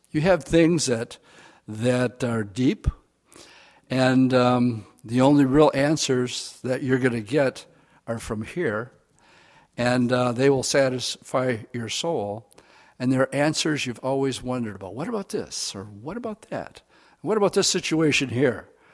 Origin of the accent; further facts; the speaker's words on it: Oshkosh, Wisconsin, United States; I grew up in Oshkosh.